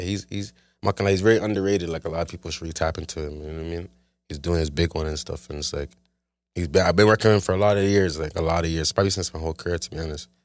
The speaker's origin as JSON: {"language": "English", "town": "Toronto", "region": "Ontario", "country": "Canada", "tie": "born or raised there", "said": "grew up in Scarborough, like, in a town"}